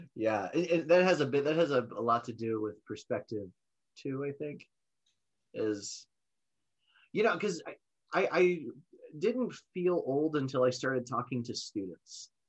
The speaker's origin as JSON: {"language": "English", "country": "United States", "said": "as American citizens"}